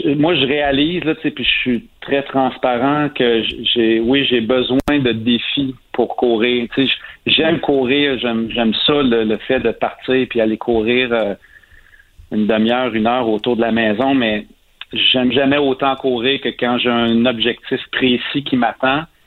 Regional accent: Saint-Ours, Quebec, Canada; j'ai grandi à Saint-Ours, qui est un petit village à 15 minutes de cet endroit-là.

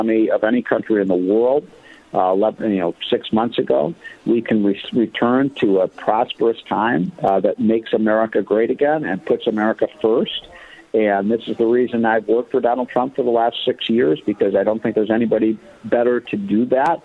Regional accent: Chicago, Illinois, United States; I grew up in Chicago

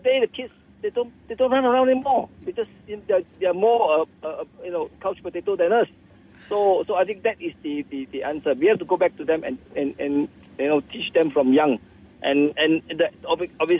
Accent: Malaysia; We're Malaysian

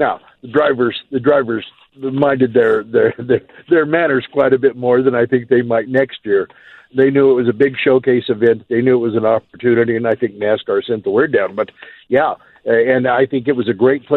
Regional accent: Pueblo, Colorado, United States; also born or lived in Cripple Creek / Las Vegas; I'm from Pueblo.

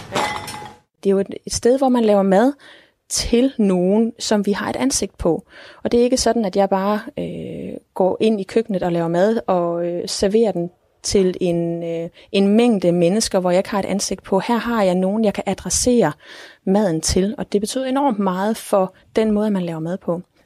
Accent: Denmark; vi som danskere

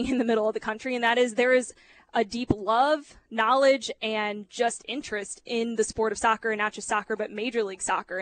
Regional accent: St. Louis, Missouri, United States; now in Kansas City, United States; I grew up in St. Louis

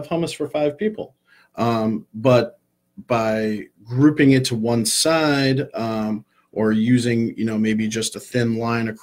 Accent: Syracuse, New York, United States; I'm from Syracuse, New York, and I was coaching a Pop Warner football team, and the guy who sponsored the team owned a restaurant. And he offered to give me a job while I was finishing high school.

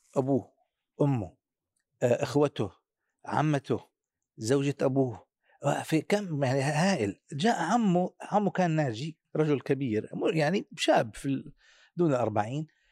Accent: Syria; عندنا في سوريا

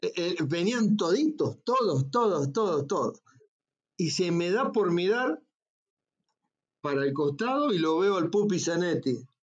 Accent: Santa Fe, Argentina; moved away; Nosotros vivíamos en un pueblo que se llamaba El Hortondo, de la provincia de Santa Fe

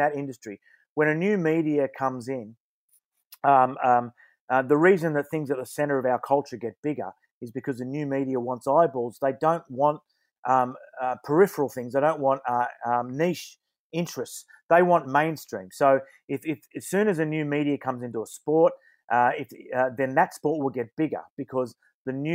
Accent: Wollongong, New South Wales, Australia; I'm from Wollongong, I always say it's not in Sydney

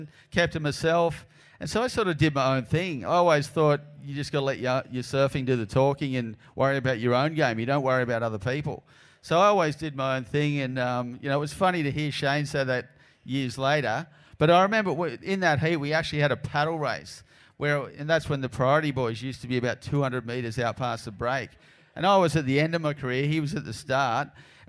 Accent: Narrabeen, New South Wales, Australia; I was from Narrabeen

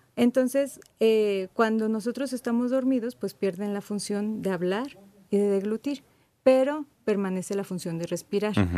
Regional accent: Mexico; nosotros los mexicanos

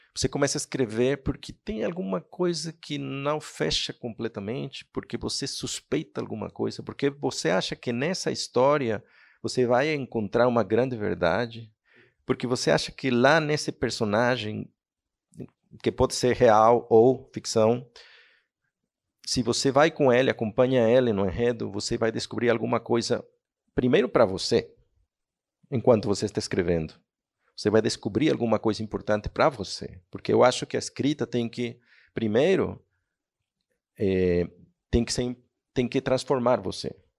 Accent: Mexico; Portuguese is a second language; moved away as an adult; also born or lived in Spain / Barcelona; sou um escritor mexicano

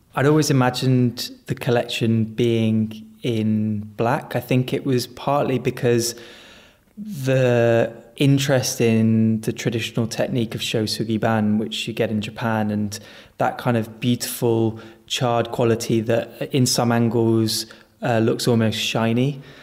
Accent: Spain; moved away; also born or lived in China; I was born and brought up in Spain

